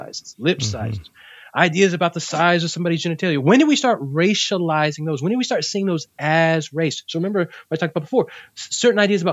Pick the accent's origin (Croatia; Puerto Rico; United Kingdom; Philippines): Puerto Rico; I'm Puerto Rican. mm-hmm. I'm from Puerto Rico.